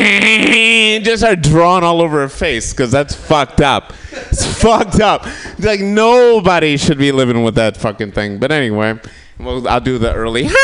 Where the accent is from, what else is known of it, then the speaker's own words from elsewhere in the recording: Kalamazoo, Michigan, United States; I'm from Michigan, from Kalamazoo, Michigan